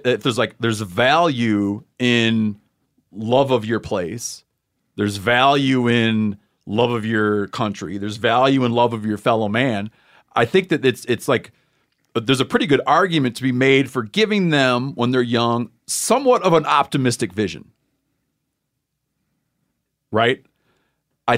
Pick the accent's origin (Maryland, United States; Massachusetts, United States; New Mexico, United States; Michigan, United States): Michigan, United States; Where I grew up in Muskegon County Michigan.